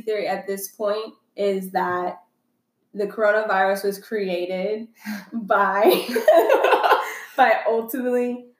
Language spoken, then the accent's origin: English; Colorado, United States; moved away as an adult; also born or lived in Dallas–Fort Worth, Texas; now in Texas, United States; But I was born in Texas in Dallas, Fort Worth area. Okay. And moved to Colorado when I was 6.